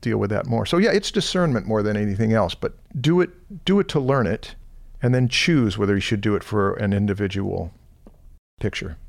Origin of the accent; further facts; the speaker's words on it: Anaheim, California, United States; I was raised in Anaheim, right near Knott's Berry Farm